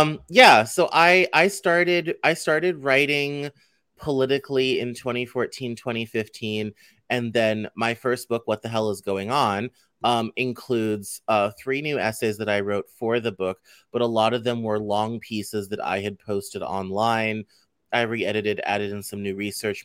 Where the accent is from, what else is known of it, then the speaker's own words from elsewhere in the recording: Colorado, United States; growing up in Colorado